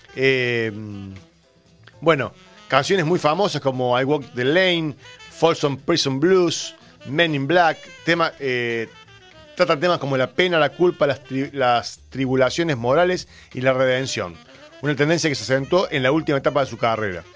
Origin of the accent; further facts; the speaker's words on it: Córdoba, Argentina; somos cordobeses